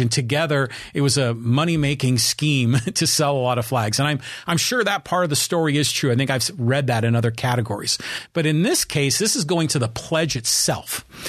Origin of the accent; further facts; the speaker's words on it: United States; here in my hometown, Kiwanis Club